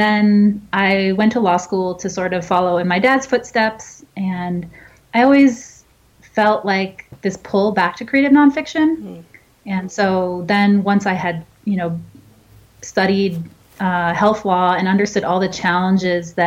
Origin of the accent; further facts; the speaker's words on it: New Hampshire, United States; now in Los Angeles, United States; I'm from New Hampshire. I grew up with snow.